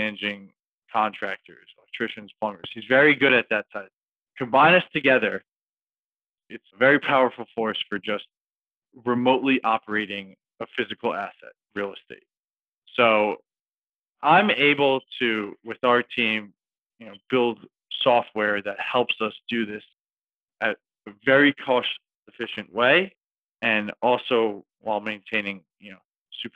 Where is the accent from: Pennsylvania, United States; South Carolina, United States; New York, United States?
New York, United States; New York City; I'm from New York City